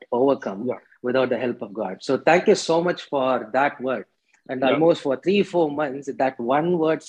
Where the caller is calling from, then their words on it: Bangalore, Karnataka, India; I'm calling you from Bangalore.